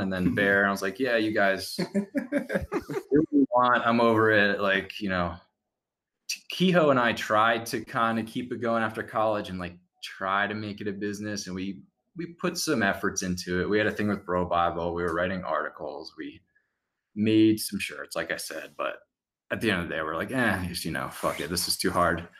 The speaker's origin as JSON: {"language": "English", "region": "New Jersey", "country": "United States", "said": "I'm from Jersey"}